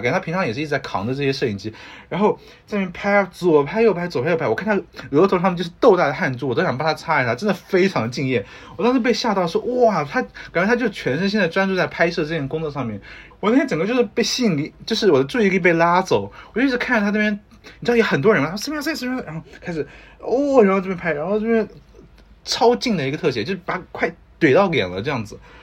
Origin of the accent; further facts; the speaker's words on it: China; moved away as an adult; also born or lived in United States; 我们中国人讲来都来了的精神